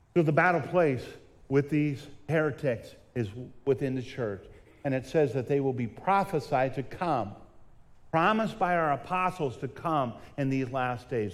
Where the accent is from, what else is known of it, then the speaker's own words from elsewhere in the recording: Southern California, United States; When I was younger, I grew up in Southern California